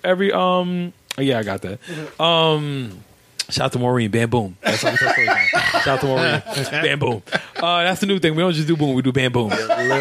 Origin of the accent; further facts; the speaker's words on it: New York, United States; I grew up in Carver Project.